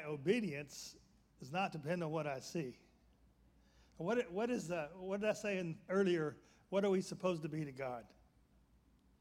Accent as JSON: {"language": "English", "town": "Birmingham", "region": "Alabama", "country": "United States", "tie": "born or raised there", "said": "I grew up in Birmingham, Alabama"}